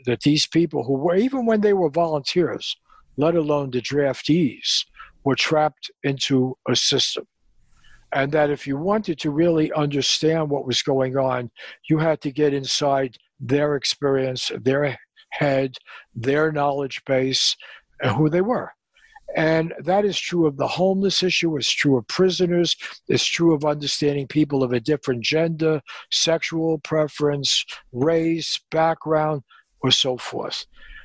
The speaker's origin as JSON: {"language": "English", "town": "New York City", "region": "New York", "country": "United States", "tie": "born or raised there", "said": "a guy I grew up with in the Bronx"}